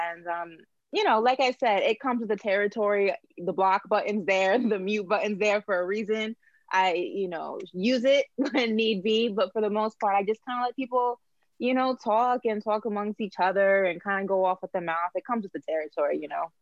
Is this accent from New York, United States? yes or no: yes; New York, United States; moved away as an adult; now in Miami, United States; my connections being from New York